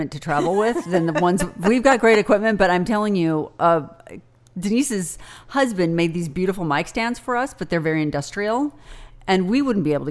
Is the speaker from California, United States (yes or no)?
yes; Fullerton, California, United States; I am from Fullerton, which is Orange County.